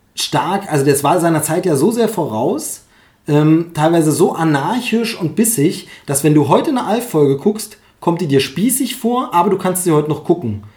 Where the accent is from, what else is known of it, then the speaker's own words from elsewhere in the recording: Germany; Gerhard Gundermann kommt ja aus meiner Heimatgegend